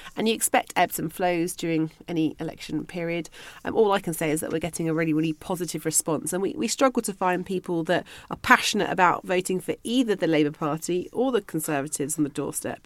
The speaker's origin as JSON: {"language": "English", "region": "London", "country": "United Kingdom", "also_born_or_lived": "Liverpool", "moved": "as an adult", "said": "I was originally from London"}